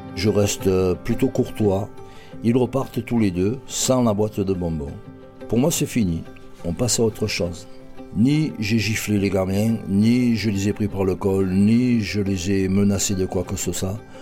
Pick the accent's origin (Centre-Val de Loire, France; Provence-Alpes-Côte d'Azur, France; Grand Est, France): Provence-Alpes-Côte d'Azur, France; Marseille; Je suis un Marseillais pur pure souche. Je suis né dans le quartier de la Capelette en 1951